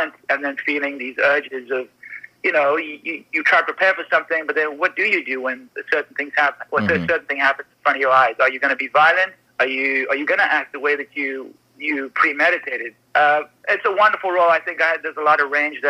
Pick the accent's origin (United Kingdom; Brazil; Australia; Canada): Canada; I'm a Canadian on an American set